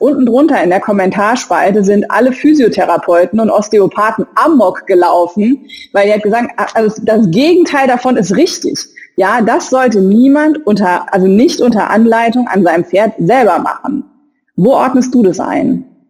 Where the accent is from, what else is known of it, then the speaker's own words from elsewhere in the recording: Saarland, Germany; ich bin Saarländerin.